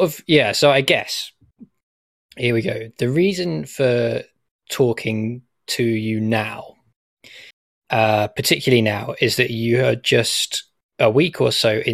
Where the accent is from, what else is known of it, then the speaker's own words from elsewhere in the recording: Southampton, South East England, United Kingdom; my hometown is Southampton, where I grew up.